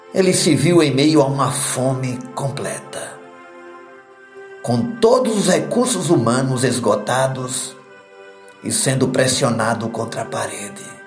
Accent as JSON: {"language": "Portuguese", "region": "Sertão", "country": "Brazil", "said": "como sertanejo que eu sou"}